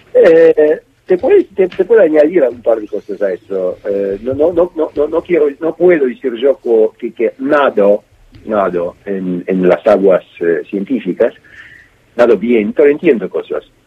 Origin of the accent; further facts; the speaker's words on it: Montevideo, Uruguay; now in Moscow, Russia; crecí en Montevideo